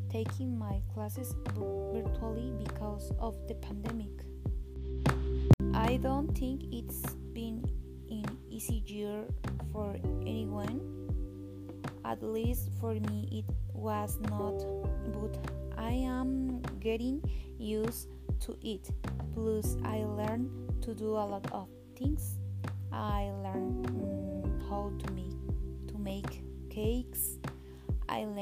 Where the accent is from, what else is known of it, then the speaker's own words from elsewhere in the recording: Oaxaca, Mexico; I was born in Oaxaca, and all my life I've lived it here.